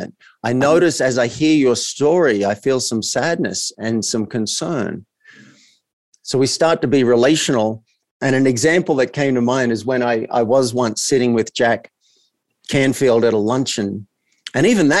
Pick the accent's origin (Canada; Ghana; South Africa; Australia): Australia; I grew up as an Australian male in a country town.